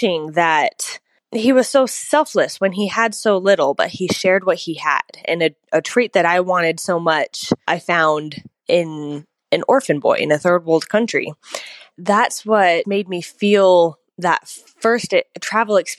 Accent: Placerville, California, United States; I'm from Placerville, California

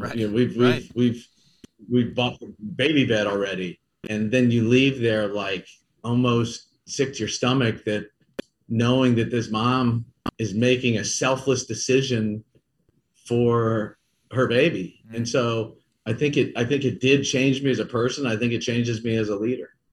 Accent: Kansas City, Missouri, United States; also born or lived in St. Louis; I'm from Kansas City. So to get to come home to Kansas City

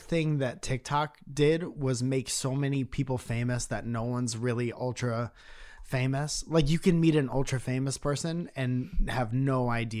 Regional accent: Northeast, United States; I'm from the Northeast.

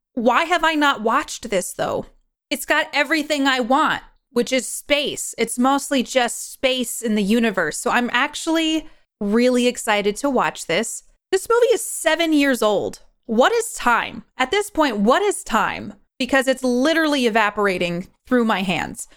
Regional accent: New York, United States; I'm from New York. I was born and raised there.

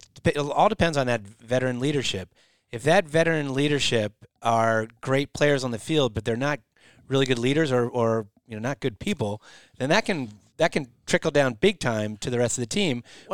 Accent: St. Davids, Pennsylvania, United States; I'm from St. David's.

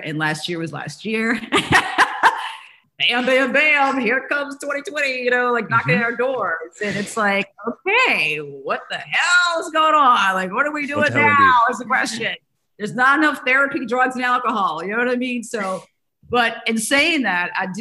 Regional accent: New Orleans, Louisiana, United States; growing up in New Orleans.

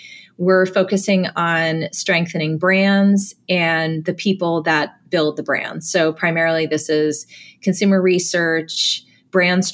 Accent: New Jersey, United States; I was born and raised in New Jersey

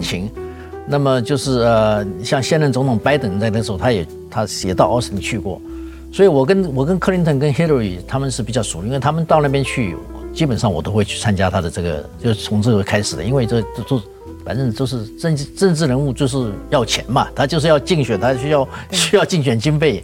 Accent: Taiwan; now in United States; 我们台湾人

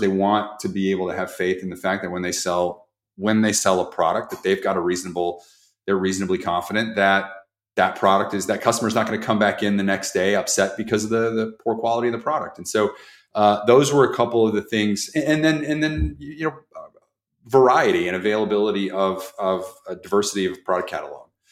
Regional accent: Jefferson City, Missouri, United States; the one that I grew up in with in Jefferson City, Missouri.

